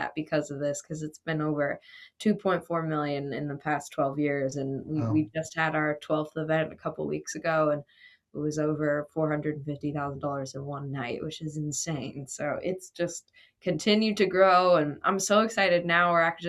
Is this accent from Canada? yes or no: yes; Grand Prairie, Alberta, Canada; now in United States; those stories feel very much the same of what I grew up with in Grand Prairie, Alberta, as to what I see around here in Tennessee